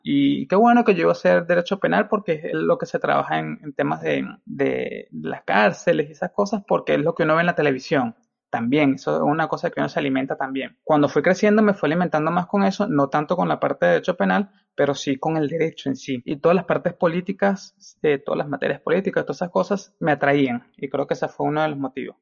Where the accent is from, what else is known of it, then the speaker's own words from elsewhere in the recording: Venezuela; moved away; yo me crié en Venezuela toda la vida, evidentemente nací ahí